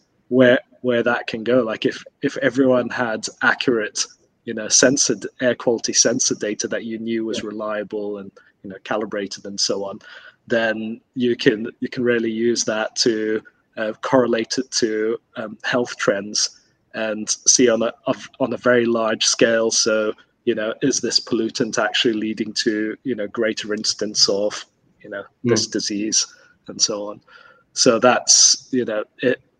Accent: Kuwait; moved away; I grew up in Kuwait

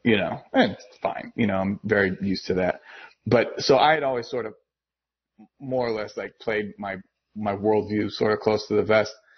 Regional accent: Massachusetts, United States; I'm from Massachusetts

